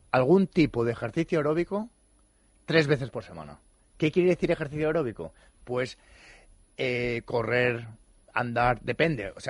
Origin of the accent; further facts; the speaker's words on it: Santa Monica, California, United States; Mira, yo vengo de Santa Mónica, de Los Ángeles, y es una revolución